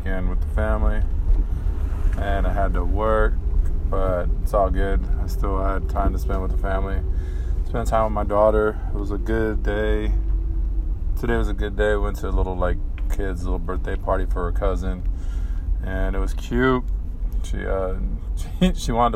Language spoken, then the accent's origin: English; San Diego, California, United States; we're from San Diego, California